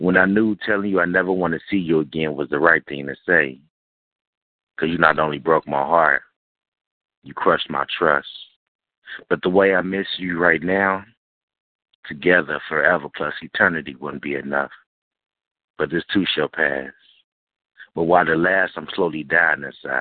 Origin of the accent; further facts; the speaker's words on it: Cincinnati, Ohio, United States; I'm born from Cincinnati, Ohio